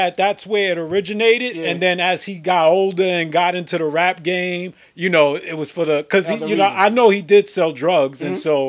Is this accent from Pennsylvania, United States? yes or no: no; New York City, New York, United States; I grew up around Fordham Road in the Bronx.